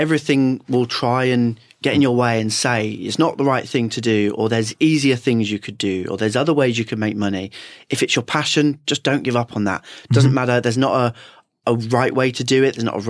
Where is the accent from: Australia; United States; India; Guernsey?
Guernsey; moved away as an adult; now in England; I grew up in Guernsey, the island next door.